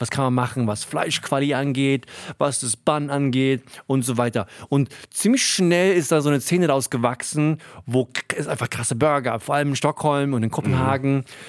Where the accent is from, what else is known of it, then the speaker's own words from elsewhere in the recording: Hunsrück, Rhineland-Palatinate, Germany; wo ich aufgewachsen bin, Hunsrück, Landei